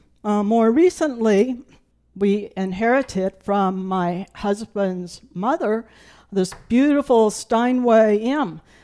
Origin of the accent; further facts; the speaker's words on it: Burton, South Carolina, United States; I grew up in the Low Country of South Carolina. Up until the time I was in first grade, we lived in the town of Burton.